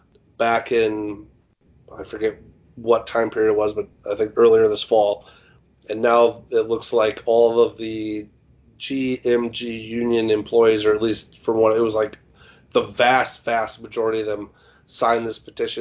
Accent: Midwest, United States; I'm from the Midwest

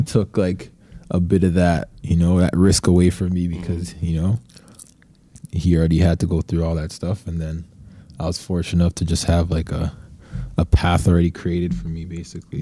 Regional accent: Toronto, Ontario, Canada; also born or lived in Brampton, Ontario / Ottawa, Ontario; I was in Westerona Finch till I was about 10, 11 mm-hmm. years old

